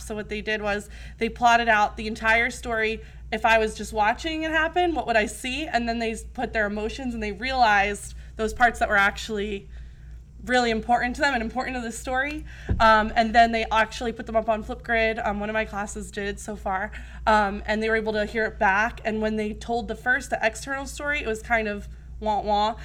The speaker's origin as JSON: {"language": "English", "region": "New Jersey", "country": "United States", "tie": "born or raised there", "moved": "as an adult", "lives_now": "Arizona, United States", "said": "I grew up in New Jersey, um, and I went to college there"}